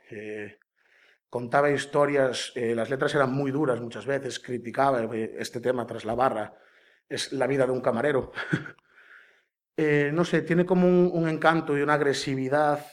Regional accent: Caldas de Reis, Galicia, Spain; de Caldas de Reis, eh, nací allí, viví allí toda mi vida

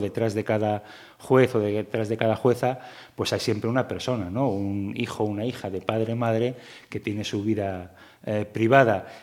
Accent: Gijón, Asturias, Spain; también nací en, en Gijón y, como asturiano

